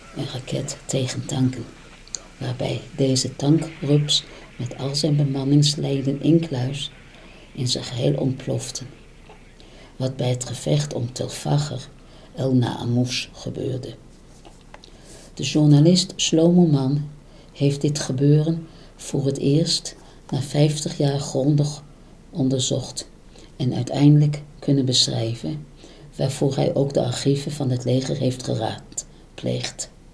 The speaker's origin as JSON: {"language": "Dutch", "country": "Netherlands", "tie": "born or raised there", "moved": "as an adult", "lives_now": "Israel", "said": "Mijn jeugd in Nederland de strikte opvoeding"}